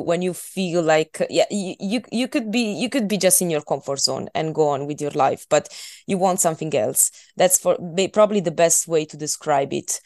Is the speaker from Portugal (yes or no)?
no; Italy; English is a second language; moved away as an adult; now in Scotland, United Kingdom; I've been living in Italy for twenty-two years. So, um, I'm, I'm not Scottish, uh, but on the other hand, when I come back home, I'm, I'm still Italian